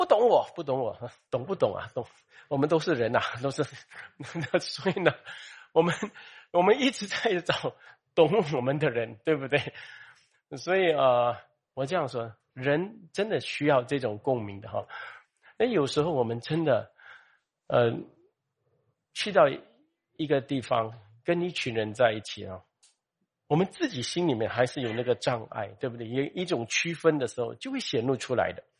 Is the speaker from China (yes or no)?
no; Malaysia; 呃，你是中国人，我是马来西亚人哦，我是马来西亚，你是新加坡人啊